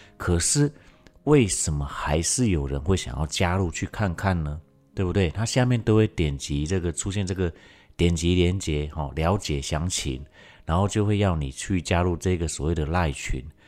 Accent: Taiwan; 在我们台湾这边

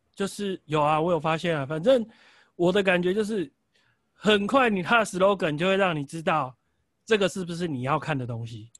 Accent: Taiwan; 但是我觉得我们台湾人可能习惯也会从他下的电影标题 slogan 去了解这部片大概要带给我什么东西

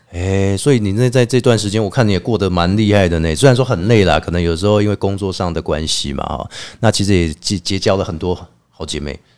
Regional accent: Taiwan; 我们台湾人有一个观念，就是祖先永远比我们大

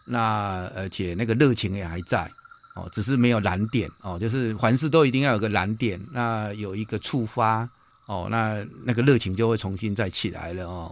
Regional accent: Puyan, Changhua County, Taiwan; 我是彰化普賢鄉的人

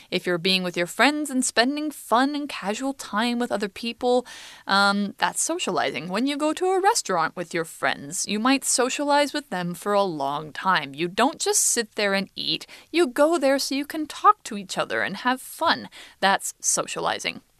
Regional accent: Idaho, United States; moved away; also born or lived in California; That's like around where I was born

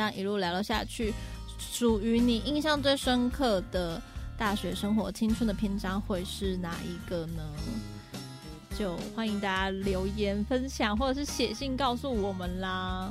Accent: Pingtung County, Taiwan; moved away; 我呢是一个，呃，是来自屏东

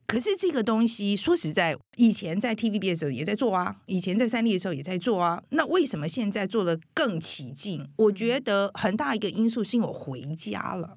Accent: Taiwan; moved away as an adult; also born or lived in United States; 我们台湾人是真的蛮友善的

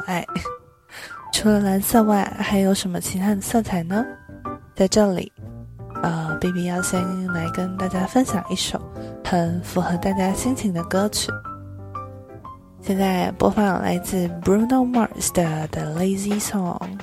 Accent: Taipei, Taiwan; 一个土生土长却常常被误会是不会讲中文的台北人

